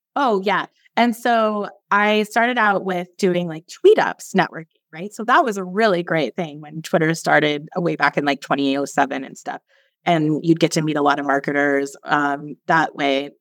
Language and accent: English; Seattle, Washington, United States; moved away as an adult; also born or lived in San Francisco / Belize; now in Roatan, Honduras; I grew up in Seattle, and it's super rainy there